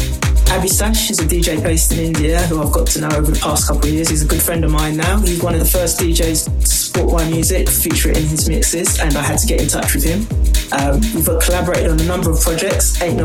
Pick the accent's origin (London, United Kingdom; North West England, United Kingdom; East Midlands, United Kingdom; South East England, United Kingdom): London, United Kingdom; I'm a producer from London.